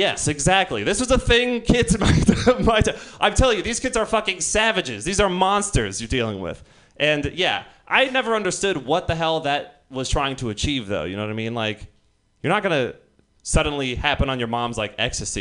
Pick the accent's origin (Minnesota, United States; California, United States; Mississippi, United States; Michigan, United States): California, United States; Marin County; I come from Marin County